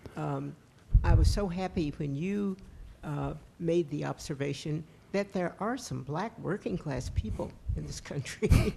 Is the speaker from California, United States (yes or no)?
no; West Virginia, United States; since I was a child, growing up in West Virginia